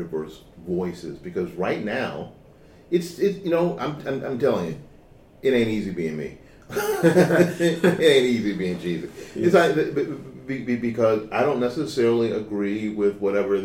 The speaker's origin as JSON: {"language": "English", "town": "Tampa", "region": "Florida", "country": "United States", "tie": "born or raised there", "said": "For the most part, after 1968, I'm a kid from here."}